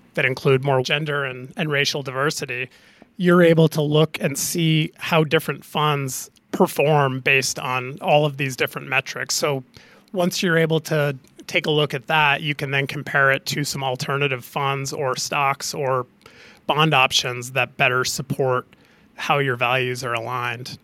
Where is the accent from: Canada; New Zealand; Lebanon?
Canada; being a Canadian hockey player growing up